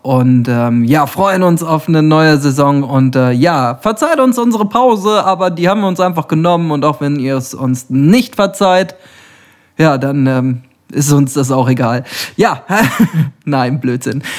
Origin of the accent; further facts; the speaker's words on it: Rheda-Wiedenbrück, North Rhine-Westphalia, Germany; Ich bin heute in meiner Heimatstadt